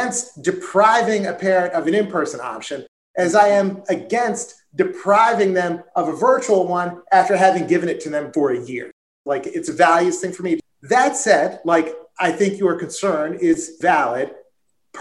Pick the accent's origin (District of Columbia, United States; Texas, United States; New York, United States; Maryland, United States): Maryland, United States; my home state